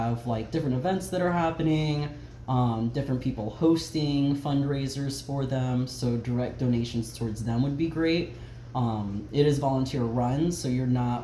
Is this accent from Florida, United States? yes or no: yes; Dade City, Florida, United States; moved away; 352 Dade City represent.